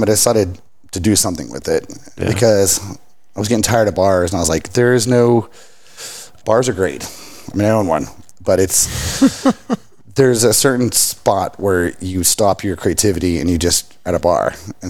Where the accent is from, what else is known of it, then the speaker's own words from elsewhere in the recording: Richland Hills, Texas, United States; now in Fort Worth, United States; Fort Worth, Dallas, this whole mid-city area. I grew up in Richland Hills